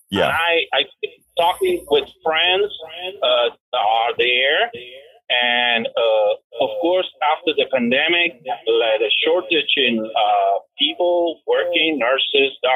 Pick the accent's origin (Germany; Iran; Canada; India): Canada; now in United States; I'm a dual citizen. Uh, I'm also Canadian, and I have a Canadian experience uh, in Quebec.